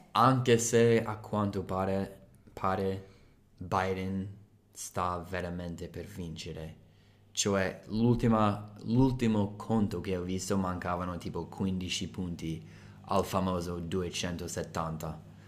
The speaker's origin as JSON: {"language": "Italian", "country": "United States", "second_language": "Italian", "moved": "yes", "lives_now": "Italy", "said": "sono americano"}